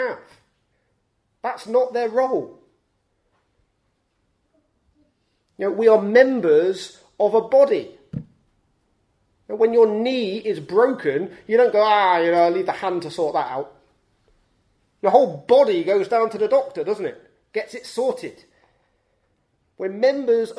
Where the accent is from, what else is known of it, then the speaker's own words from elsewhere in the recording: United Kingdom; we're British